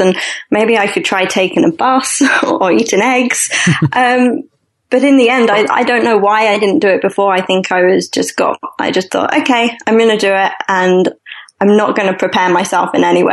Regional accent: London, United Kingdom; moved away; I'm originally from London

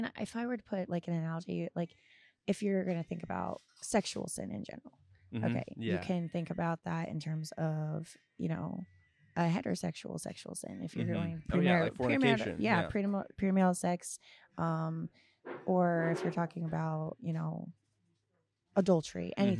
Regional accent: Florida, United States; also born or lived in Scotland / Costa Rica; So like I grew up in Florida, but I also grew up in Scotland and in Costa Rica and in like other countries and other cultures.

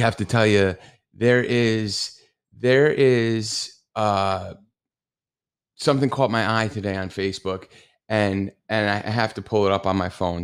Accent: New Jersey, United States; accent: New Jersey; apparently I have a New Jersey accent

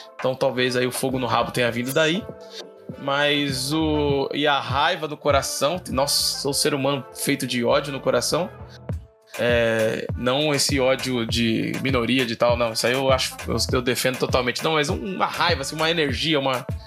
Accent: São Paulo, Brazil; also born or lived in São Bernardo do Campo; eu sou de São Mateus, aqui em São Paulo, é da periferia da Zona Leste.

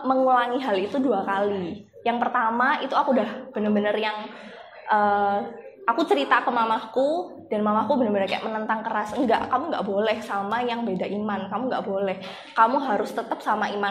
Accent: Malang, East Java, Indonesia; Aku asalnya dari Malang. Uh, sejak aku kecil sampai aku sekarang, aku tinggal dan besar di keluarga yang uh, Katolik.

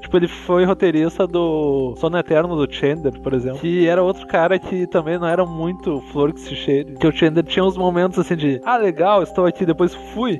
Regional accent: Gaúcho, Rio Grande do Sul, Brazil; also born or lived in Santa Catarina (birth); Ser gaúcho é um acidente na minha vida

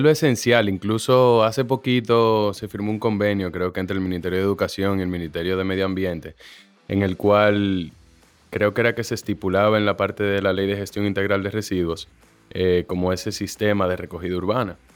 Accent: Santo Domingo, Dominican Republic; born or raised there; also born or lived in Mexico

